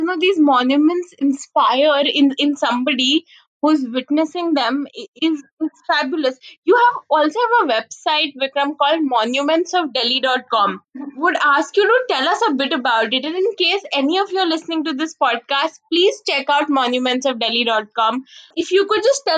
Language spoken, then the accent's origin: English; Delhi, India; moved away; I grew up in Delhi and I live very close to Nizamuddin, and my school was in Lodi Garden.